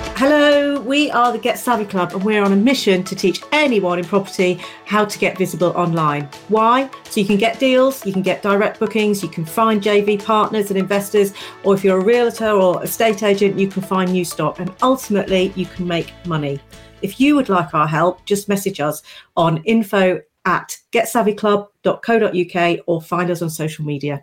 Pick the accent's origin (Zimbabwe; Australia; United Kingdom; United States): United Kingdom; us Brits